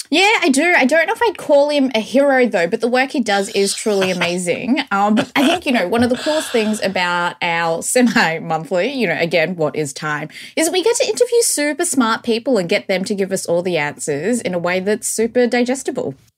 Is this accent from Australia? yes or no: yes; Australia; growing up in Australia